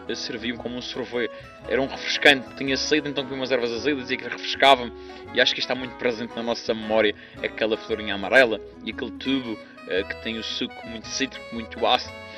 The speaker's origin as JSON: {"language": "Portuguese", "region": "Madeira", "country": "Portugal", "said": "sou madeirense"}